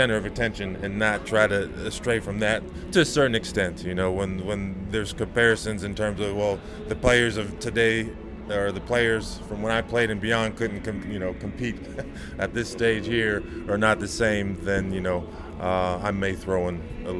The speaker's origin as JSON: {"language": "English", "region": "California", "country": "United States", "tie": "born or raised there", "said": "Going to Cal, for one, you know, being signed my letter of intent to go to Cal Berkeley"}